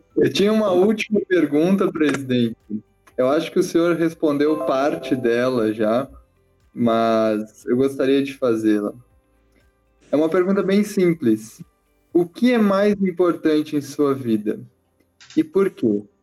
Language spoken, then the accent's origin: Portuguese; Porto Alegre, Rio Grande do Sul, Brazil; eu sou de Porto Alegre